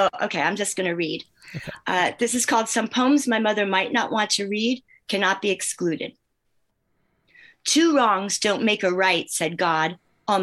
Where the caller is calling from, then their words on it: Northfield, New Jersey, United States; I'm in Northfield, New Jersey, about 10 minutes from Atlantic City